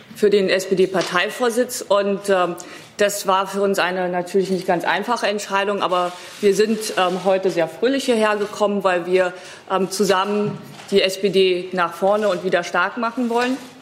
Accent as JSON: {"language": "German", "region": "East Germany", "country": "Germany", "said": "Ich als Ostdeutsche"}